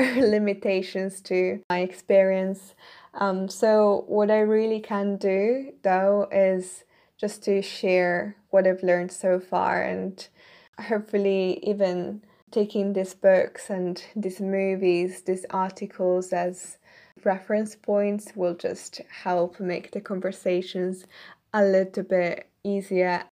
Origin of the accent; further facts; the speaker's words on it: Italy; moved away as an adult; now in United Kingdom; I'm originally from Italy, but I'm currently living in the K, U K right now.